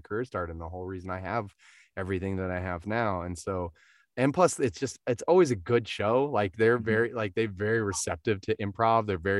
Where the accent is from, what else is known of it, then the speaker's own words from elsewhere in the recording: Verdigris, Oklahoma, United States; moved away; I'm originally from Verdigris. So it feels like my, you know, my hometown